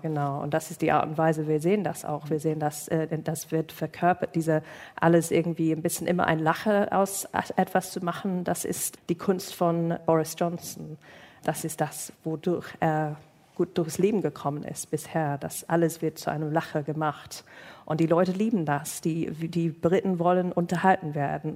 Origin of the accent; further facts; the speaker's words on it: United Kingdom; German is a second language; moved away; mein Geburtsland